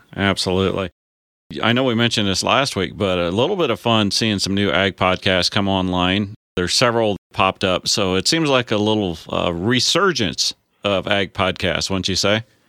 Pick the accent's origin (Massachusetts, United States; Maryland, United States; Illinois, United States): Illinois, United States; I'm a farmer from Illinois